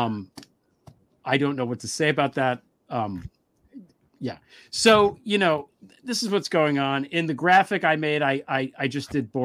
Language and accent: English; New Jersey, United States; my home state of New Jersey